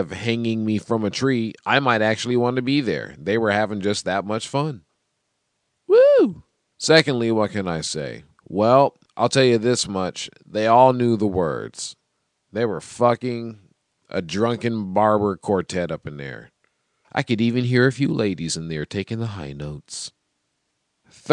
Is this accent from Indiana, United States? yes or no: no; Seattle, Washington, United States; I'm from Seattle